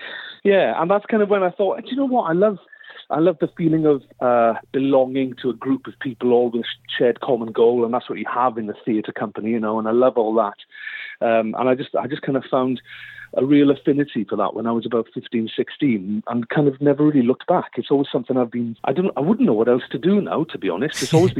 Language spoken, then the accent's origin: English; Wales, United Kingdom; I just thought everybody could sing. Like, you know, I'm Welsh. I mean, everybody does down there, you know.